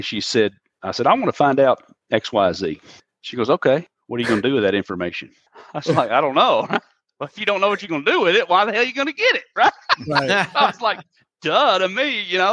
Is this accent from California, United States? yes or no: no; Mississippi, United States; I'm from Mississippi.